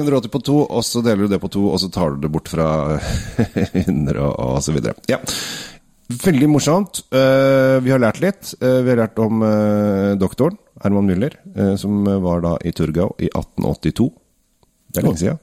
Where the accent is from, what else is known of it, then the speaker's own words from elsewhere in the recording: Norway; vi som nordmenn